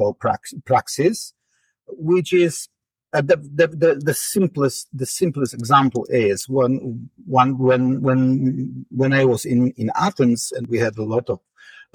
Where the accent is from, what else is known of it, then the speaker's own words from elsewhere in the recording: Poland; English is a second language; I was born and raised in Poland at the so-called real socialism era